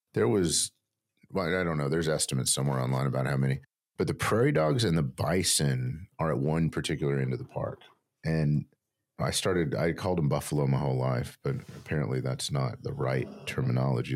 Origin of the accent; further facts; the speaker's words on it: Texas, United States; also born or lived in New Mexico; I grew up in New Mexico and West Texas